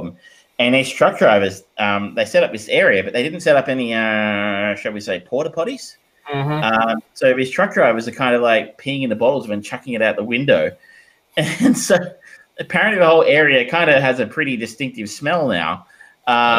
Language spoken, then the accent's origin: English; Australia; as an Australian, who I guess was part of Commonwealth, going into the UK